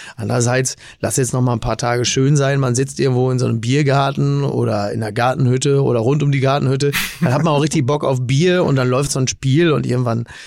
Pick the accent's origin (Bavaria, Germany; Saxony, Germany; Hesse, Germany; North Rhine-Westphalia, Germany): Hesse, Germany; Kassel; meiner Heimatstadt Kassel-Brauchsel